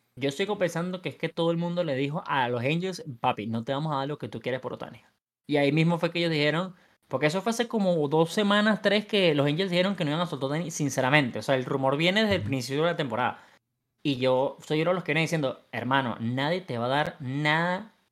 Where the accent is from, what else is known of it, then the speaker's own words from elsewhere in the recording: Venezuela; soy venezolano y quiero el mío en Venezuela